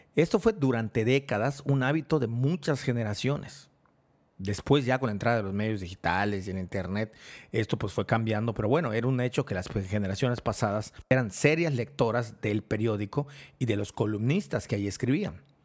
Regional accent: Mérida, Yucatán, Mexico; mi ciudad natal, en Mérida, Yucatán, en México

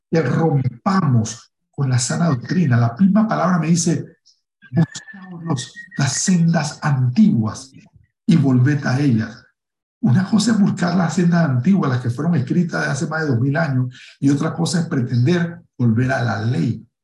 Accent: Panama; yo soy, yo soy negro, eh, en mi país, en Panamá, pues es común, soy una persona común

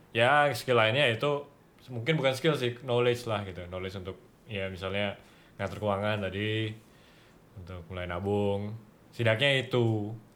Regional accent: Jakarta, Indonesia; now in Bali, Indonesia; sebagai anak Jakarta yang tinggal di Bali

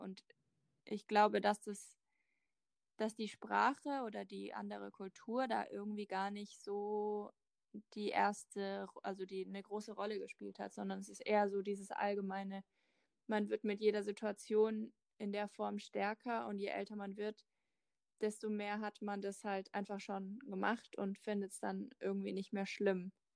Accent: Germany; ich komme aus Deutschland

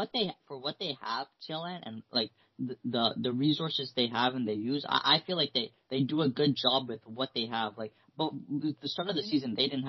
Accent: Canada; since we're Canadian

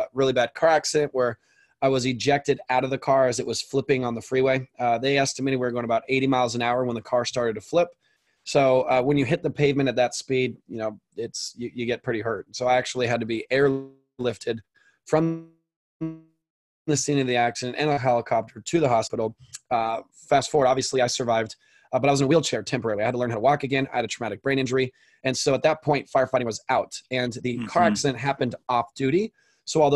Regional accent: Orange County, Southern California, United States; I grew up in Southern California in Orange County, which is where I live currently

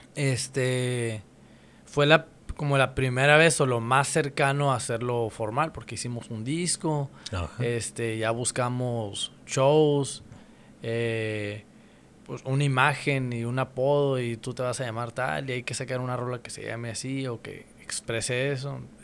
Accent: Mexicali, Baja California, Mexico; soy de Mexicali, y pues ya tengo rato aquí

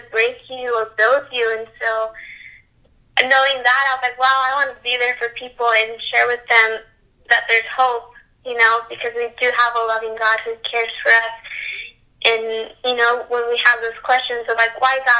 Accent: Conroe, Texas, United States; also born or lived in Dallas; I am from Conroe, which is in North Houston.

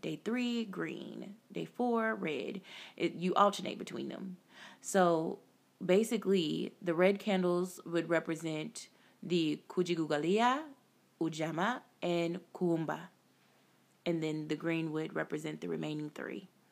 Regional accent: United States; us as African Americans

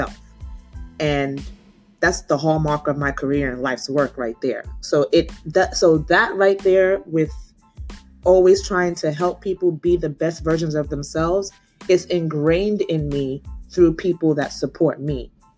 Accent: Nigeria; being Nigerian

